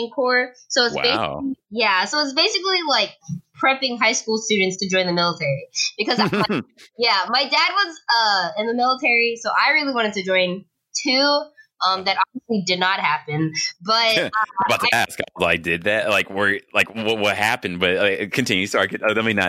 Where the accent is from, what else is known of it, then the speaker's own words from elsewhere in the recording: Georgia, United States; I was born in Georgia